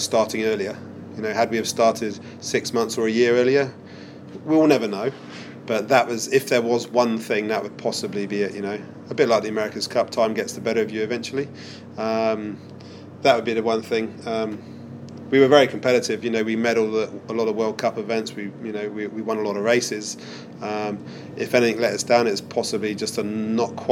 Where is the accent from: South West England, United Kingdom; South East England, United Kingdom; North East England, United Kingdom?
South West England, United Kingdom; Weymouth; now in New Zealand; We did all our youth sailing would be in Portland or Weymouth as kids